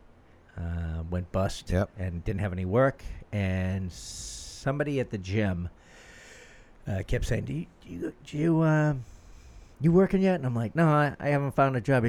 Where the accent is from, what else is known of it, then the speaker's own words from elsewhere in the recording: Boston, Massachusetts, United States; I grew up in Jamaica Plain